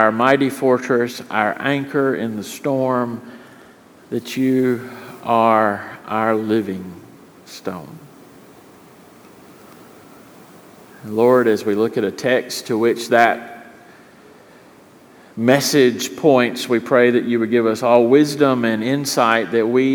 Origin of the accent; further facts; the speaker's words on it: Richlands, North Carolina, United States; I grew up in Richlands, North Carolina